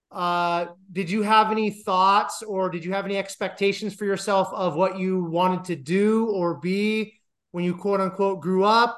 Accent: Iowa, United States; moved away as an adult; also born or lived in Colorado / Detroit / Denver; I'm from Iowa, and that's actually where I'm at right now

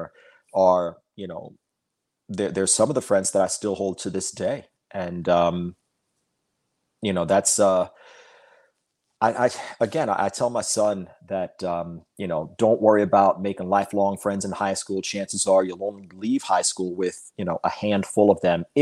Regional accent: Long Island, New York, United States; also born or lived in Florida; I was 11 when I moved back to Long Island

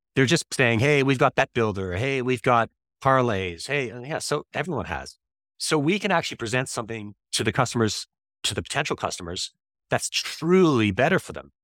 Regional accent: Toronto, Ontario, Canada; moved away as an adult; also born or lived in Dublin, Ireland / India; I'm from Toronto, Canada originally

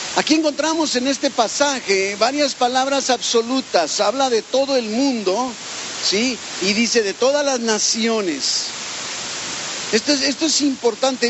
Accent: Mexico; como mexicanos, como hispanos, pero más como mexicanos

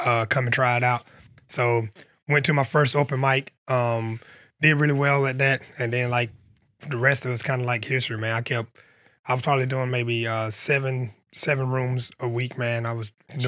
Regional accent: Union County, South Carolina, United States; I'm from Snow Coast, South Carolina.

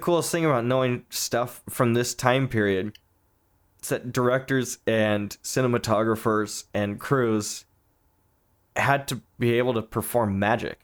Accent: Southern California, United States; moved away as an adult; now in Northern California, United States; I'm from Southern California. I live up north now

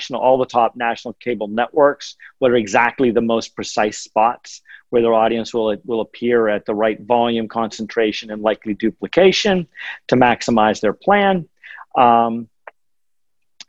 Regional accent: the mountains of Western Pennsylvania, United States; born or raised there

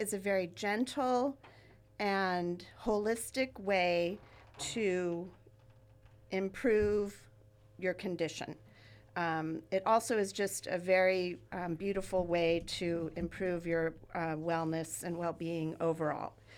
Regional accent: Ventura, California, United States; I grew up here in Ventura, and I live now where I grew up

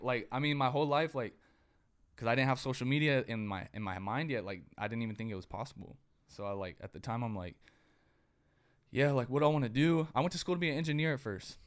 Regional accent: Dinuba, California, United States; I'm from Dinuba, like the 559 Fresno area. I was the only white kid in my school

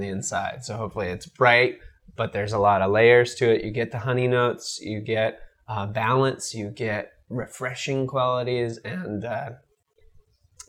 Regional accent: Costa Mesa, California, United States; also born or lived in Upland, California / Berkeley, California / San Diego, California; I was born in Southern California in Upland near my family's apple ranch in San Bernardino

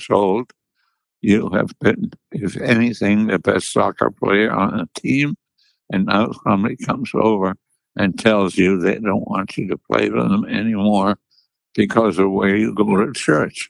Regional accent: Munich, Bavaria, Germany; born or raised there

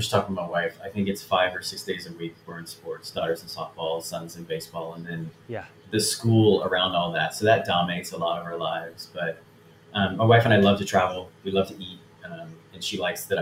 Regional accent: Houston, Texas, United States; also born or lived in Galveston, Texas; now in Austin, United States; So I'm from Houston, but we spent a lot of time in Galveston

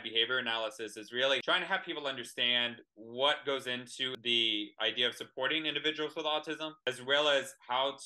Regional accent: Texas, United States; I'm from Texas

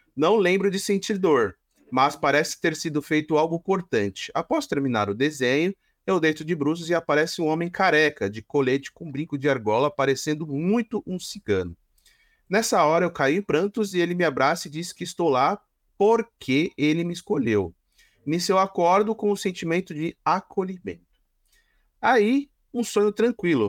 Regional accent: São Caetano do Sul, São Paulo, Brazil; eu vim do tá... reinado de São Caetano do Sul

